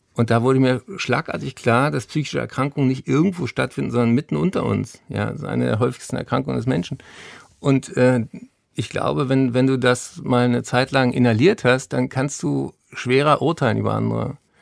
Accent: Berlin, Germany; ich bin ja hier in Berlin zur Schule gegangen

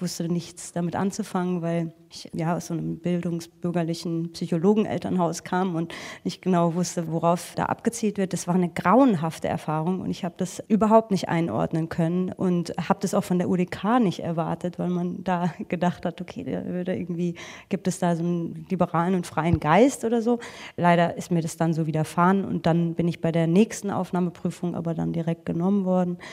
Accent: Frankfurt, Hesse, Germany; ich komme eigentlich aus Frankfurt

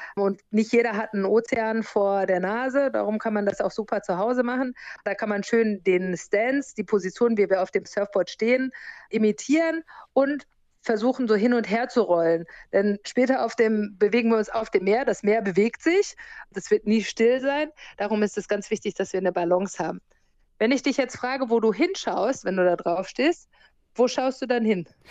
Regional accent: Germany; moved away as an adult; also born or lived in United States; now in Fuerteventura, Spain; Ich bin in Amerika geboren und bin in Deutschland aufgewachsen und zur Schule gegangen

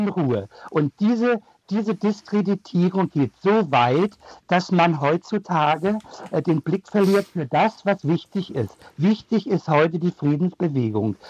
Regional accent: Germany; als Deutsche

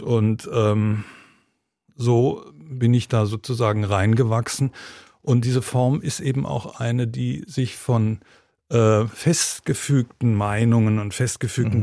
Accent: Germany; moved away as an adult; also born or lived in United Kingdom / Georgia / Berlin; als ich als junger Mensch sozusagen in Deutschland aufgewachsen bin

